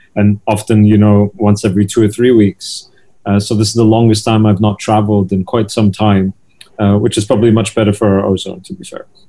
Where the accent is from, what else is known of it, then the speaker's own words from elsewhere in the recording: United Kingdom; the UK where I'm from